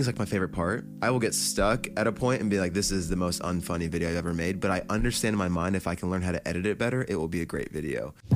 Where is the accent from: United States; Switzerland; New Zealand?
United States; New Jersey; we're from New Jersey